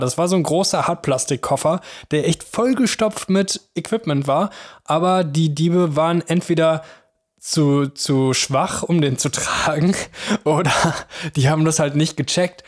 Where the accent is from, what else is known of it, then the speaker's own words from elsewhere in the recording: Mönchengladbach, North Rhine-Westphalia, Germany; moved away as an adult; now in Cologne, Germany; in meiner Heimat, in Mönchengladbach